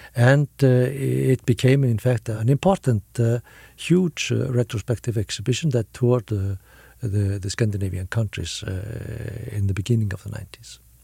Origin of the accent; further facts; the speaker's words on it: Reykjavik, Capital Region, Iceland; I come from Iceland. Uh, I was born and raised in, in Reykjavik